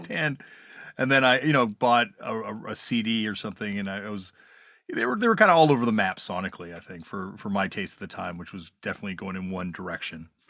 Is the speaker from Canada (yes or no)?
yes; Canada; growing up in Canada, having much music